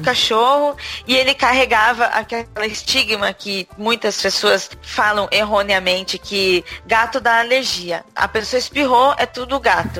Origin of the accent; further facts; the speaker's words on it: Brazil; now in São Paulo, Brazil; eu hoje em dia moro em São Paulo, capital, mas eu já fui do interior